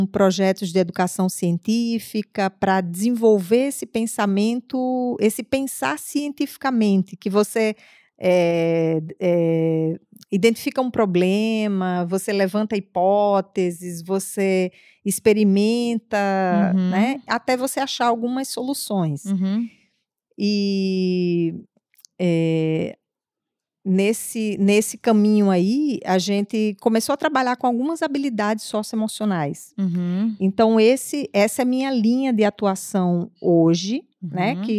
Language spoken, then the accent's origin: Portuguese; Natal, Rio Grande do Norte, Brazil; moved away as an adult; now in Foz do Iguaçu, Brazil; eu, eu vim de Natal, nasci em Natal, hum. moro aqui em Foz há 11, não, 10 anos, quase 10 anos.